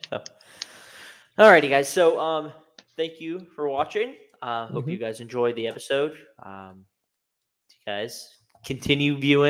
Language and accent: English; United States; I'm an American Chinese man.